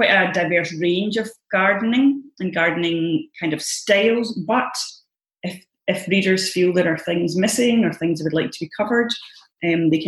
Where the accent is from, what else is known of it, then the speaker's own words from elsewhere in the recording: Scotland, United Kingdom; as Scottish gardeners